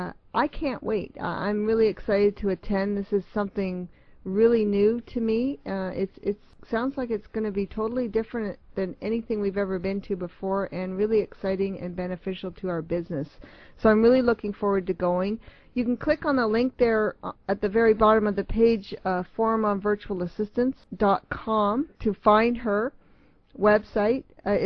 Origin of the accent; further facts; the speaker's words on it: Toronto, Ontario, Canada; moved away; Toronto's my hometown.